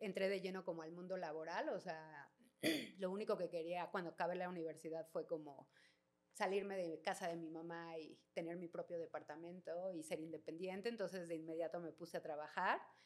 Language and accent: Spanish; Mexico City, Mexico; soy de aquí de Ciudad de México, eh, oriunda de Santa María la Ribera